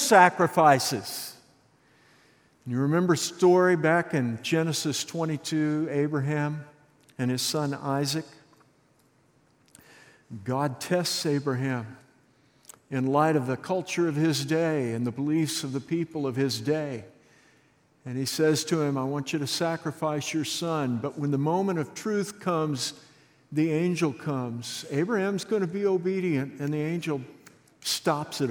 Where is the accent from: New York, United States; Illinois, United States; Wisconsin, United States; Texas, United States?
Texas, United States; Santa Fe; I grew up in Santa Fe, Texas.